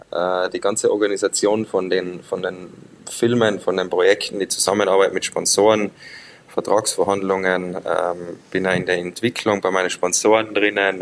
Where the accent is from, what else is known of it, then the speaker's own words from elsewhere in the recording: Zillertal, Tyrol, Austria; ich bin im Zillertal aufgewachsen